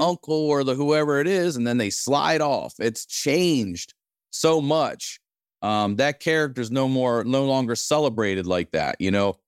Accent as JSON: {"language": "English", "region": "Maryland", "country": "United States", "said": "I'm from Maryland."}